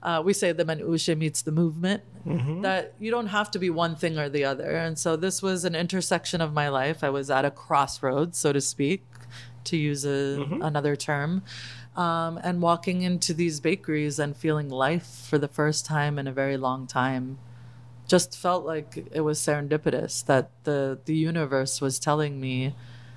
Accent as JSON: {"language": "English", "town": "Boston", "region": "Massachusetts", "country": "United States", "moved": "yes", "lives_now": "California, United States", "said": "I'm from Boston"}